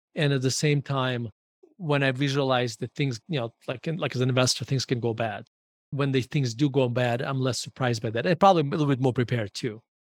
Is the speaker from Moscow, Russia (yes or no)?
no; Murmansk, Murmansk Oblast, Russia; English is a second language; moved away as an adult; now in Denver, United States; I was born in Murmansk, Russia